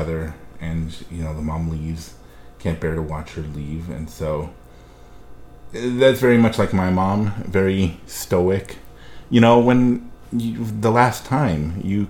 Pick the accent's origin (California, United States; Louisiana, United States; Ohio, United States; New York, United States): California, United States; Los Angeles; now in Central Coast, California, United States; I grew up in Los Angeles.